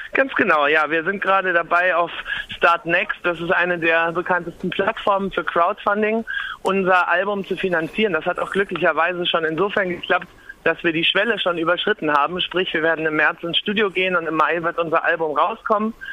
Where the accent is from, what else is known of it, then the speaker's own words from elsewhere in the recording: Lübeck, Schleswig-Holstein, Germany; now in Berlin, Germany; Ich komme aus Lübeck, direkt von der Ostsee